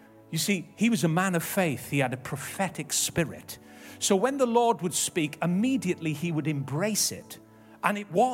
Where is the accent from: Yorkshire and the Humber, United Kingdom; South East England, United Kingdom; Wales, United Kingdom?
Wales, United Kingdom; Ebbw Vale; we grew up in Ebervale, living with my nan and gramp